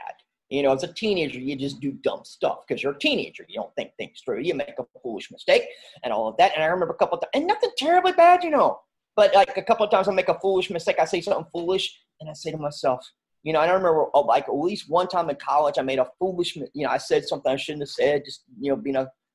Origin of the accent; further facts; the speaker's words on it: near Winston-Salem, North Carolina, United States; also born or lived in Swan Creek, North Carolina; Grow up close to Winston-Salem, North Carolina. Since I was 12 years old, as a Pofftown, North Carolina, which is right around Louisville, Clemens, right. And so I grew up right around there